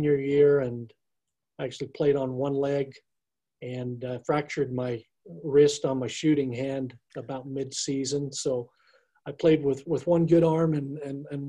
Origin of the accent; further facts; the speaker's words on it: Cedar City, Utah, United States; I grew up in Cedar City, Utah.